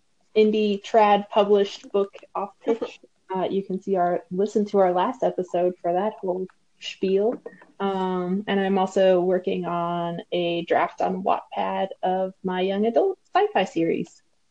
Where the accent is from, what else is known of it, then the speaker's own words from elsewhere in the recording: Montana, United States; from Montana